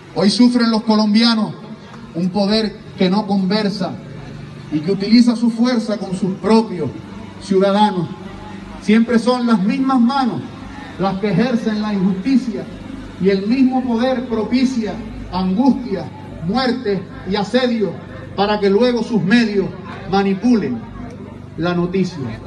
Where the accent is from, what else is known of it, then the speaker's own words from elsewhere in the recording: Canary Islands, Spain; mi tierra isleña